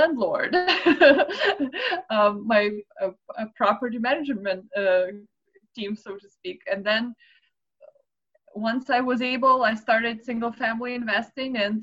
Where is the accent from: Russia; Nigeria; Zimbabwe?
Russia; Moscow; moved away; I'm originally from Moscow, Russia